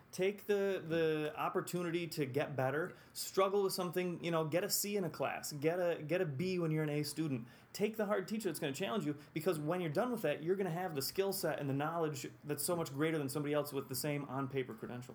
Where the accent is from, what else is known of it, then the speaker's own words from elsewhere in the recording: Whitesboro, New York, United States; also born or lived in Utica, New York; I grew up in Whitesboro